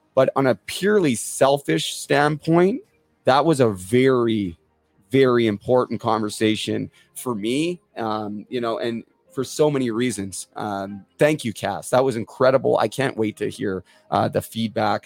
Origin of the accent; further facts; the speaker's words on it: Port Coquitlam, British Columbia, Canada; now in Muskoka, Canada; my hometown of Port Coquitlam